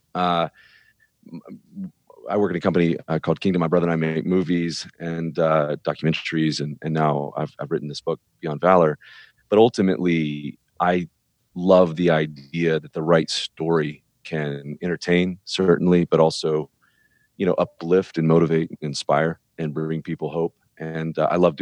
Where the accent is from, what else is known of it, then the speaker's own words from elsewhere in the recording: Birmingham, Alabama, United States; I was born and raised in Birmingham, Alabama